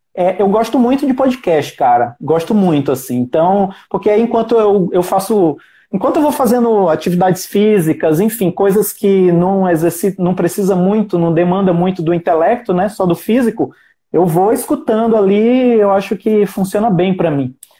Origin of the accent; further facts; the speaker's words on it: Ceará, Brazil; moved away; no Ceará, que eu sou cearense